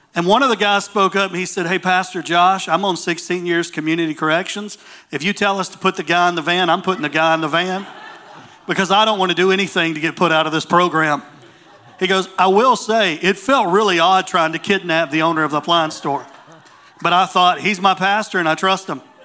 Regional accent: Waverly, Tennessee, United States; also born or lived in Dickson, Tennessee; My hometown is in a place in the state of Tennessee. Um, I'm from a little place called Waverly

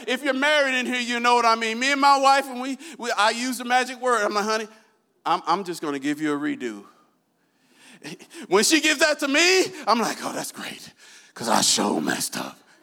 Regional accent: Iowa, United States; I'm from Iowa

